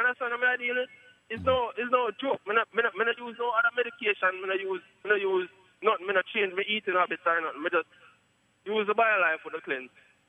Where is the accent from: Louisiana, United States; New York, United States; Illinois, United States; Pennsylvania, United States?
New York, United States; Poughkeepsie; You Charlie is from upstate New York.